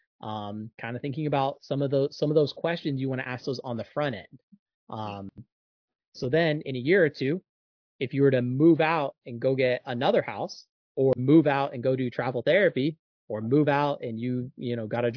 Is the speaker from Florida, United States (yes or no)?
yes; Jacksonville, Florida, United States; my hometown is Jacksonville, Florida